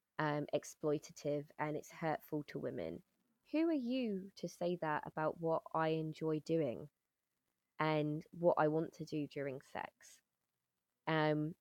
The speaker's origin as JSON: {"language": "English", "country": "United Kingdom", "moved": "as an adult", "lives_now": "Netherlands", "said": "my experience as a British person coming into the Netherlands"}